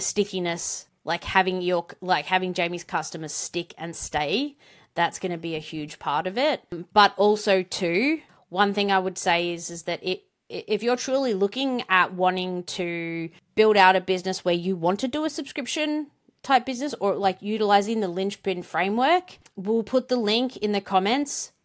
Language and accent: English; Australia; accent: Australian; with my Australian accent